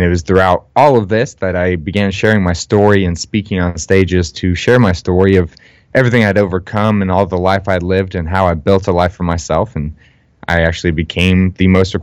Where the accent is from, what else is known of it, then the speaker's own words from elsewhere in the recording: Dallas-Fort Worth area, Texas, United States; I was born and raised in the Dallas-Fort Worth area